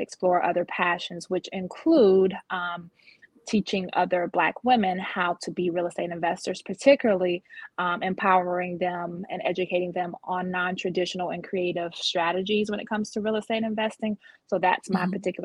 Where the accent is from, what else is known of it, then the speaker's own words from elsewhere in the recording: Georgia, United States; also born or lived in North Jersey; now in Baltimore, United States; I'm a Baltimore, Maryland resident, but my background is I was born a Jersey girl. In North Jersey, and I was raised in the South, so I still consider myself a Georgia peach. Jersey girl turned Georgia peach, because I was raised in Georgia